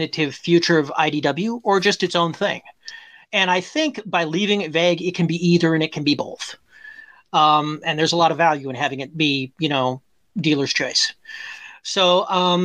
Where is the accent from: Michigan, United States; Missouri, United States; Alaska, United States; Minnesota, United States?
Minnesota, United States; I'm from Minnesota